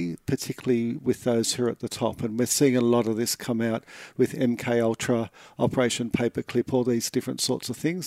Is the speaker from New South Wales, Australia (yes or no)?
yes; Sydney, New South Wales, Australia; I grew up in Mount Druitt in Sydney.